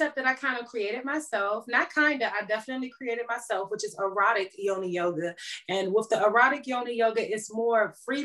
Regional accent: Washington, District of Columbia, United States; moved away; my hometown of DC

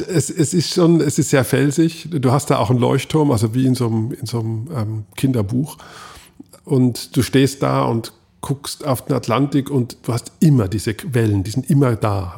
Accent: Switzerland; ich habe das Skifahren als Schweizer geopfert

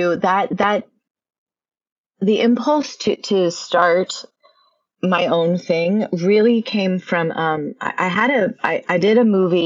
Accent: Nebraska, United States; I'm from Nebraska

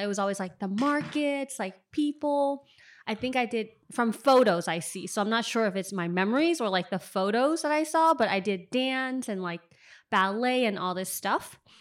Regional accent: San Francisco, California, United States; moved away as an adult; also born or lived in China; now in New York, United States; I lived in, lived in and grew up in Richmond

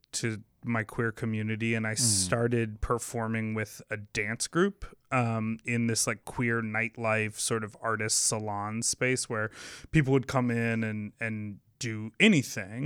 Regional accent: Chicago, Illinois, United States; I'm from Chicago, born and raised.

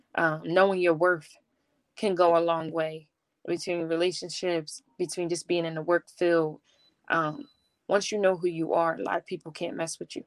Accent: Philadelphia, Pennsylvania, United States; I'm from Philadelphia

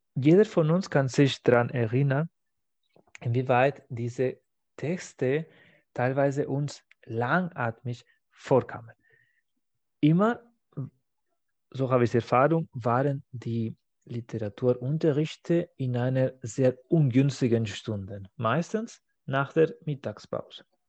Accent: Spain; now in Germany; meiner Heimat

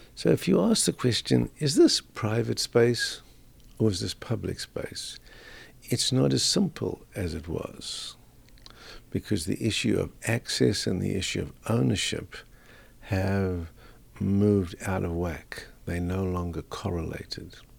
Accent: South Africa; moved away as an adult; also born or lived in Canada / Australia; now in Canberra, Australia; Being a South African, I grew up in the apartheid era

